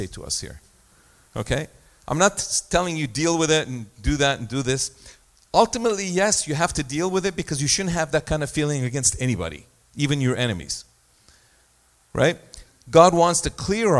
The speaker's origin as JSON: {"language": "English", "country": "Egypt", "tie": "born or raised there", "moved": "yes", "said": "I was born in Egypt, and I had a situation in my life where I lived through a war in 1967. We were in Egypt"}